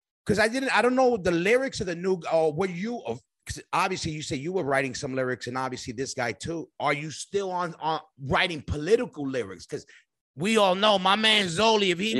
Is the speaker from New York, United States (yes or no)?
yes; New York, United States; now in Florida, United States; I'm a New Yorker